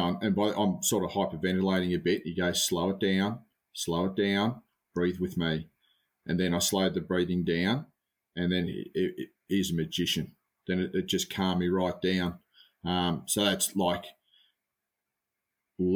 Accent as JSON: {"language": "English", "country": "Australia", "said": "being an Aussie bloke"}